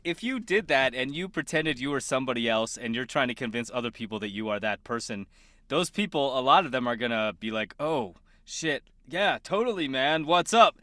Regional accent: Littleton, Colorado, United States; moved away; my hometown, Littleton

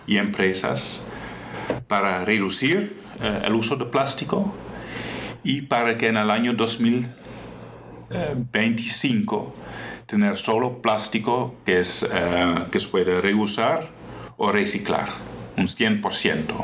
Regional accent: Netherlands; Spanish is a second language; moved away as an adult; now in Costa Rica; como padre, como soy yo, como esposo, que soy yo también, como holandés.

